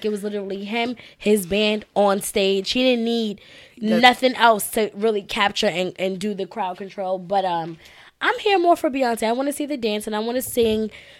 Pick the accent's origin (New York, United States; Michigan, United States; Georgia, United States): New York, United States; New York City; now in Bronx, United States; I'm from Harlem. I just happen to live in the Bronx.